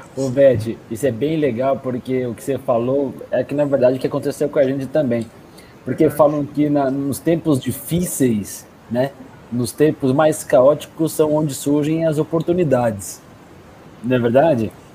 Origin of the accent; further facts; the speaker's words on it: Cotia, São Paulo, Brazil; Eu sou de Cotia, do Grande São Paulo.